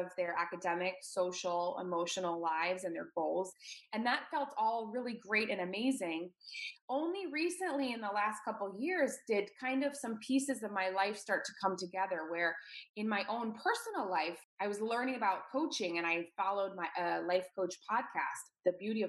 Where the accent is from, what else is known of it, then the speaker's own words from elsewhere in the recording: Washington, District of Columbia, United States; moved away as an adult; also born or lived in New York; move away from my hometown in DC, in the Washington, DC area.